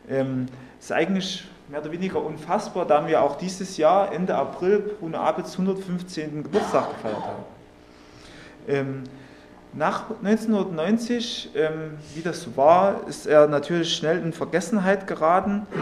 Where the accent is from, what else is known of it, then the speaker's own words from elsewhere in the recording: Saxony, Germany; accent: Saxon; Ich als Sachse, man kann es ja, denke ich